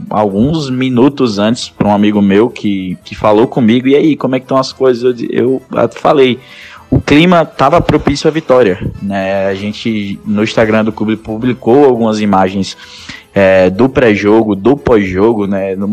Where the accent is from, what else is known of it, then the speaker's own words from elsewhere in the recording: Maceió, Alagoas, Brazil; now in Aracaju, Brazil; eu tenho 23 anos, eu é, sou nascido em Maceió, Alagoas.